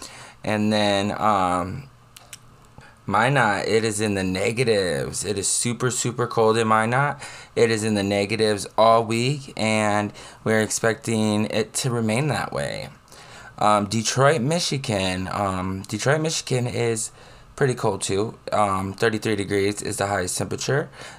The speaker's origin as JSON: {"language": "English", "region": "London", "country": "United Kingdom", "said": "I'm from London. I'm from a neighborhood in London called Greenwich, and it's so fabulous and so nice."}